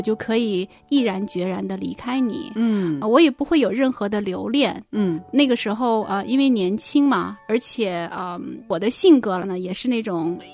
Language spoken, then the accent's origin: Chinese; Northeast China, China; moved away; 考回了，就是我们东北那边嗯。老家的一所大学来念书